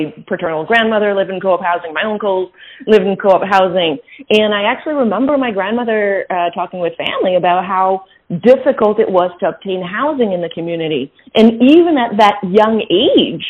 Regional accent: Quebec City, Quebec, Canada; I grew up in Quebec City. So I grew up in a mostly French environment, although both my parents are bilingual.

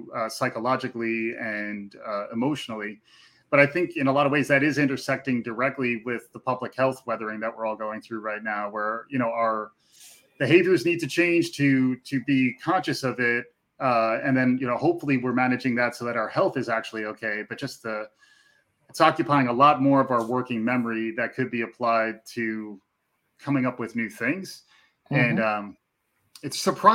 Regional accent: New York, United States; as a New Yorker

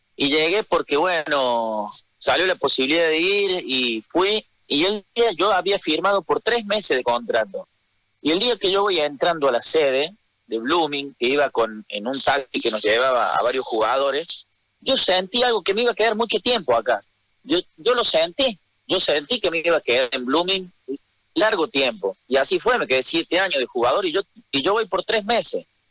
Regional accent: Argentina; moved away as an adult; also born or lived in Santa Cruz, Bolivia; yo soy camba que nací en Argentina

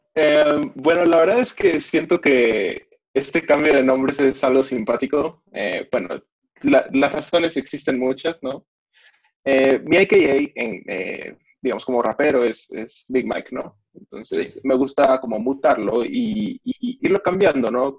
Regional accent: Mexico; soy mexicano, tengo 20 años

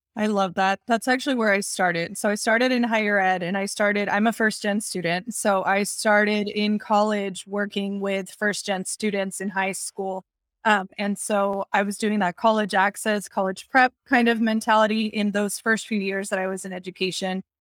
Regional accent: Texas, United States; also born or lived in Puerto Rico; I was born in Puerto Rico, but I was raised here in Texas.

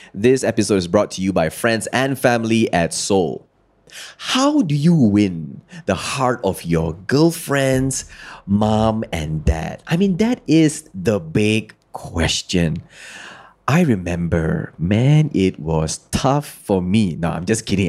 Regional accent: Kedah, Malaysia; I'm from Kedah. So I, I am well versed with bahasa Kedah

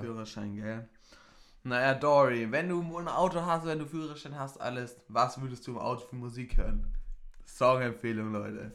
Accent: Bavaria, Germany; bei uns in Bayern

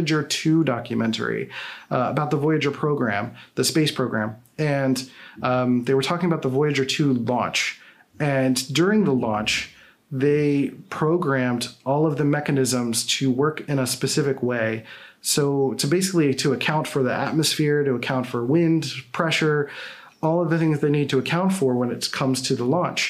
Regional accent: Philadelphia, Pennsylvania, United States; I'm from Philadelphia, so I have weird pronunciations

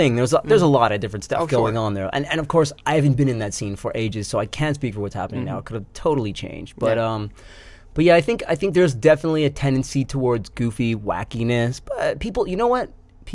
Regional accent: Edmonton, Alberta, Canada; also born or lived in Toronto; now in New York City, United States; I was in Toronto for a bit. I'm from Edmonton

